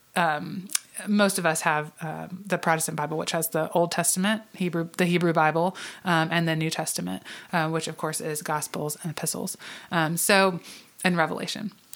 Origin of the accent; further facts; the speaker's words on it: the South, United States; I grew up in Southern Baptist churches um, and in a, a, a Southern Baptist family, probably not um, because we intentionally were so, but just because we lived in the South